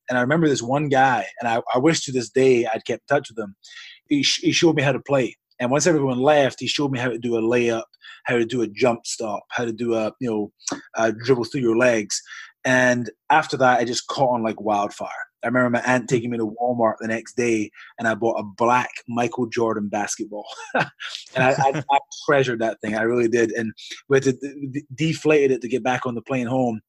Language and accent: English; Scotland, United Kingdom; moved away as an adult; now in United States; I hail from Scotland. Um, I was born in Scotland, UK. Um, and I was there till I was 24 years old.